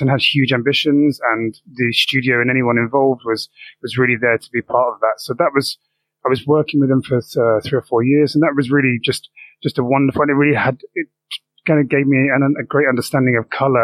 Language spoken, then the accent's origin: English; London, United Kingdom; I'm born and bred in South East London